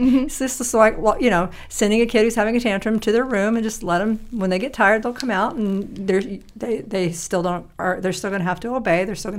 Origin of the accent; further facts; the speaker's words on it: Tennessee, United States; I have country music post-traumatic stress syndrome. I told you, growing up in Tennessee, that's right.